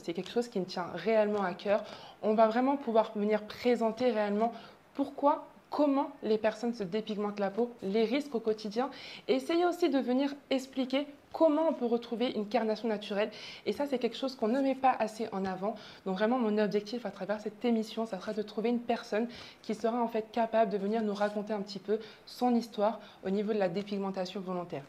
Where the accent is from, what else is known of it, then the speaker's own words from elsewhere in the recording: southern France, France; moved away as an adult; now in Martinique, France; je suis née en Martinique, mais j'ai fait toute ma scolarité, j'ai grandi dans le sud de la France